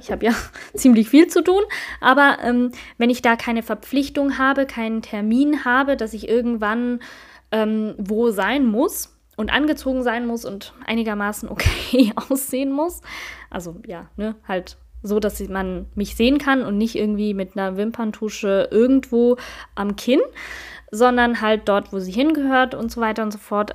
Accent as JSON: {"language": "German", "country": "Switzerland", "said": "ich bin Schweizerin"}